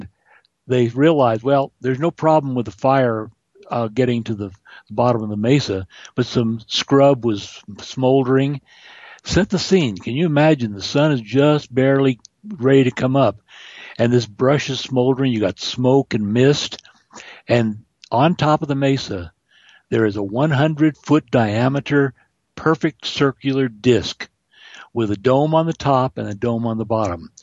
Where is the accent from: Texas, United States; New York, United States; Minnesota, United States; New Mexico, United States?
New Mexico, United States; I grew up in New Mexico